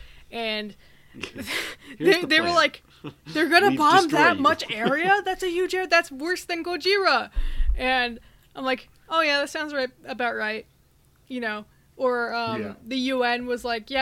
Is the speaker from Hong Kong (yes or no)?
no; United States; being an American